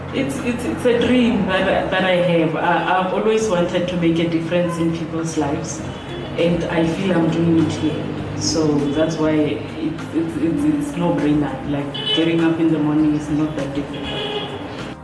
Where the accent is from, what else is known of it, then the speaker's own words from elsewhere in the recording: Limpopo, South Africa; moved away as an adult; now in Tembisa, South Africa; I was born and raised in Limpopo